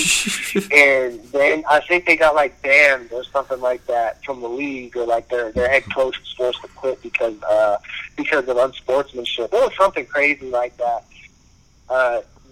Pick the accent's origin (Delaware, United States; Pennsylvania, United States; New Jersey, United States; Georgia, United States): Pennsylvania, United States; Western; my high school, they go so hard for football, like, in my hometown